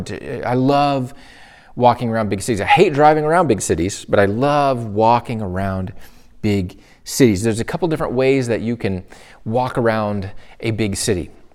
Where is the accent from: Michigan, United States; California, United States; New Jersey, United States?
Michigan, United States; moved away as an adult; my home state, the place that I grew up in, my hometown